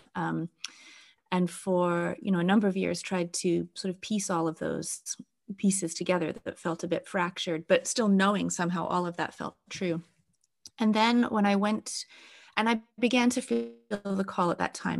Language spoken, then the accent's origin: English; England, United Kingdom; also born or lived in Wales; now in Canada; as an English person